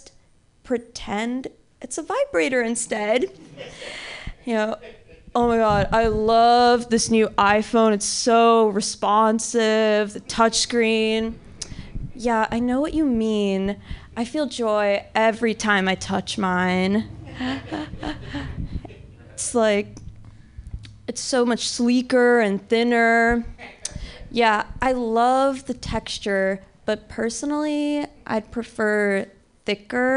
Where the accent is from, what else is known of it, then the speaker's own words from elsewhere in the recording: Missouri, United States; I grew up in Missouri